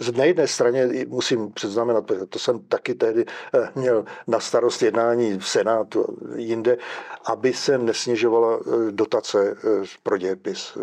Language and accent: Czech; Czechia; stejně jsme, řekněme, Pražáci a stejně jsme Češi a Evropané